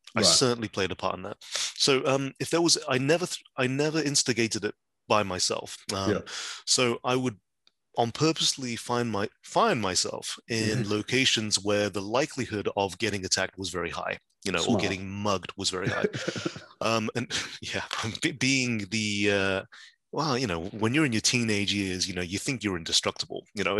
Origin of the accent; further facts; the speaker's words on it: West Midlands, United Kingdom; I grew up in the West Midlands.